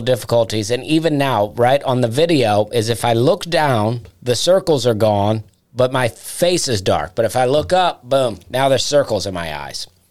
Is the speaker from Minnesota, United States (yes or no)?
no; East Alabama, United States; accent: Southern; moved away as an adult; also born or lived in Charleston, South Carolina; now in Nashville, United States; I grew up in Alabama, right? And I grew up real southern